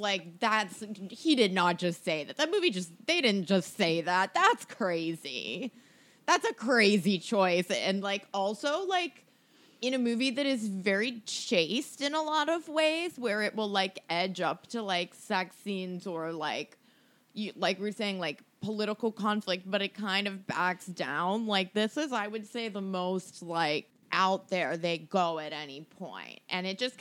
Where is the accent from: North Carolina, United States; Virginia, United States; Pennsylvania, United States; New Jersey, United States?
Virginia, United States; D.C., Virginia right outside Washington, United States; I grew up in Virginia right outside Washington, D.C.